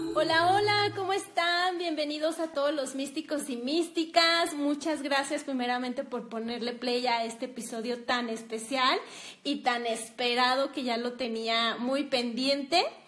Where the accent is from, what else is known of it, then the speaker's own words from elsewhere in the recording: Durango, Mexico; las dos estamos aquí en Durango